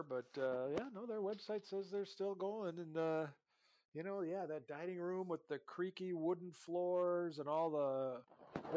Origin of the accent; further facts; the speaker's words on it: Duluth, Minnesota, United States; a lifelong Minnesota journalist from Duluth